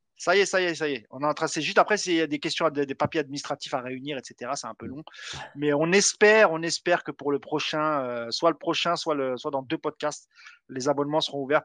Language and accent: French; Morocco; chez moi au Maroc